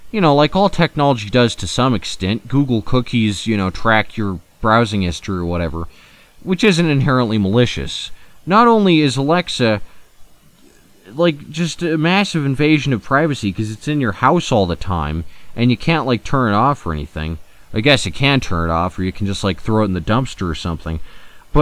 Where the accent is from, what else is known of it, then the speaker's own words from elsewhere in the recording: United States; I'm an American